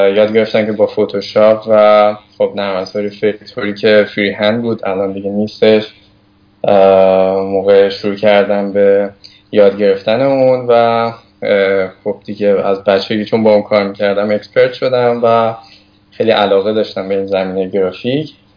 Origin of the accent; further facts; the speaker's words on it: Tehran, Tehran Province, Iran; also born or lived in Hamadan; تهران هستم توی محله گیشا هم بزرگ شدم